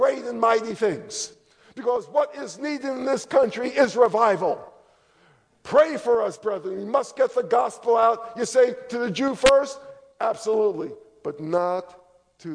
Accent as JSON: {"language": "English", "region": "New York", "country": "United States", "tie": "born or raised there", "moved": "yes", "lives_now": "Charlotte, United States", "said": "I grew up in New York, but I repented all the way down to Charlotte"}